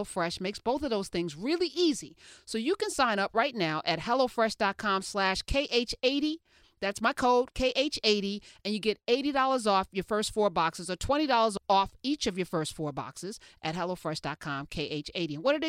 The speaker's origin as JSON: {"language": "English", "country": "Iran", "said": "Persian, you know, is the non-threatening way to say I'm from Iran, right?"}